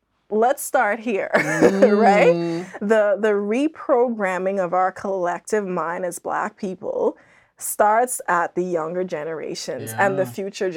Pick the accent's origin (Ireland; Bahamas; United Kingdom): Bahamas; moved away as an adult; also born or lived in Andros, Bahamas; growing up in the Bahamas